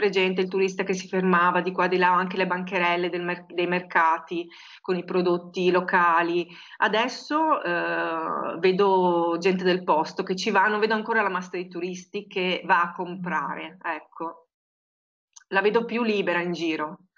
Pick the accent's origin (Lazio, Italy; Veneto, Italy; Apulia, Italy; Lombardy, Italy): Veneto, Italy; Marostica; dove io sono cresciuta a Marostica, c'era quello che profumava con quei profumi proprio di frutta e verdura fresca, no?